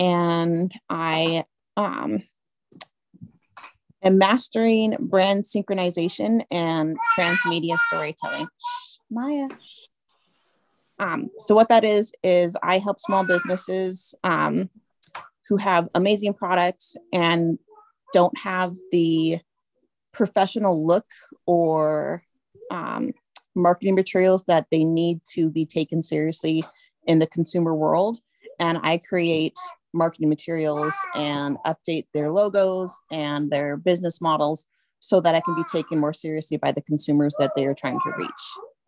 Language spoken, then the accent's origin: English; Alaska, United States; also born or lived in Washington State; now in Washington, United States; I'm originally from Alaska and I live in Washington State now.